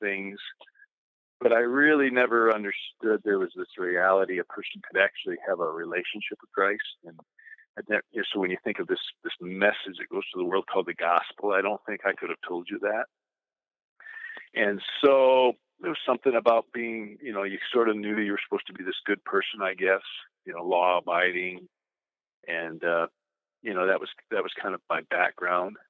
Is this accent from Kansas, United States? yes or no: no; northern Michigan, United States; I grew up in northern Michigan